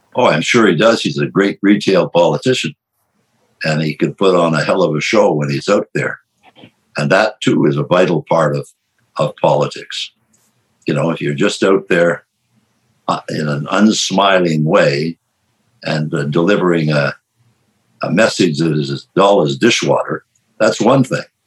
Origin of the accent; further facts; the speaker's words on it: Canada; I'm a Canadian